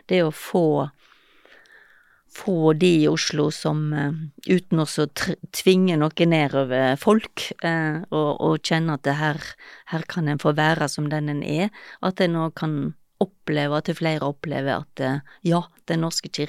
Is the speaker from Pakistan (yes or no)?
no; Gaza Strip, Palestine; Ja, jeg kommer fra Gaza, så.